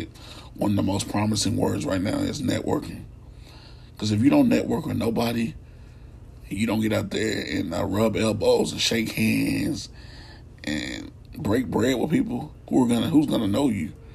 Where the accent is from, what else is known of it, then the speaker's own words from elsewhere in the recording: Radcliff, Kentucky, United States; my hometown of Radcliffe